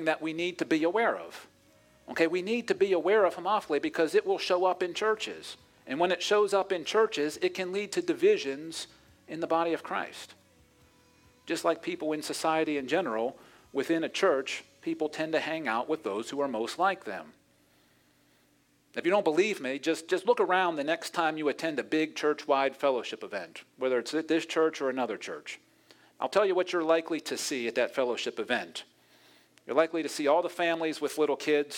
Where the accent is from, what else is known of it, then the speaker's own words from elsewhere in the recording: Pittsburgh, Pennsylvania, United States; my hometown of Pittsburgh